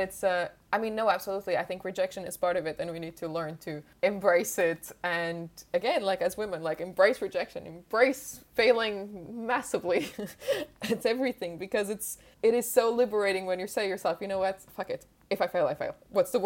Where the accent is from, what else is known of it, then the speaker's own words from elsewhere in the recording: Portugal; English is a second language; moved away as an adult; also born or lived in Switzerland / France; now in United Kingdom; I'm from Portugal